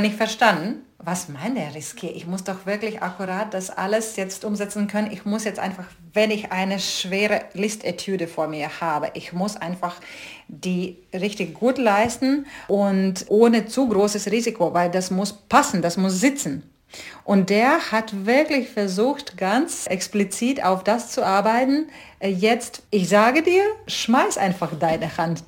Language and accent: German; Rēzekne, Latgale, Latvia; German is a second language; moved away as an adult; also born or lived in London / Stuttgart / Hamburg; ich bin in sowjetischen Lettland aufgewachsen